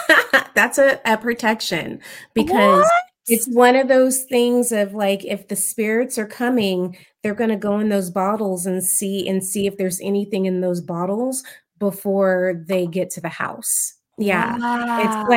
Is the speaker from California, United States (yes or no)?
yes; Oceanside, California, United States; born there; also born or lived in San Diego; I was actually born in California in Oceanside. My family, they were just from the South.